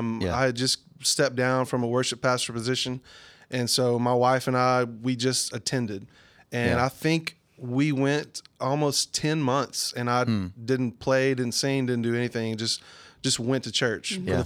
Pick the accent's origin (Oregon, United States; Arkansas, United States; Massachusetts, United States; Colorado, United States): Arkansas, United States; El Dorado; I'm 35 years old. I'm from El Dorado, way south Arkansas.